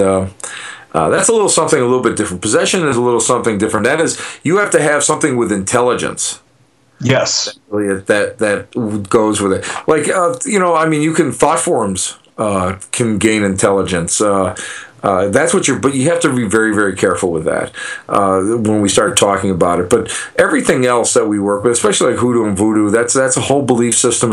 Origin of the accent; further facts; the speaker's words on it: Buffalo, New York, United States; I'm a putz from Buffalo, New York